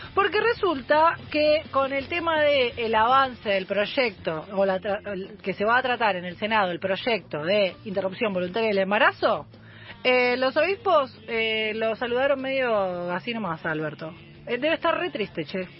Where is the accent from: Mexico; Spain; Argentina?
Argentina; Buenos Aires; cuando yo me crié en Liniers